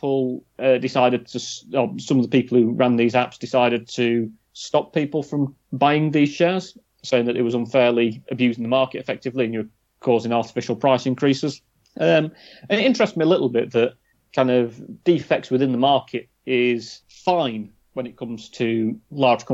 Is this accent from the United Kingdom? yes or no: yes; Sheffield, Yorkshire and the Humber, United Kingdom; we're from Sheffield